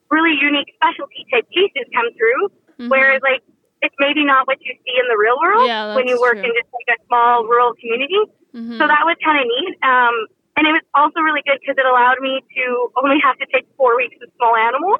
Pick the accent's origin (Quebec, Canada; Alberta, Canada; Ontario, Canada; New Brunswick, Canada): Alberta, Canada; Gisborne; moved away as an adult; also born or lived in Camrose, Alberta / Calgary, Alberta; I came from Gisborne, which is a small town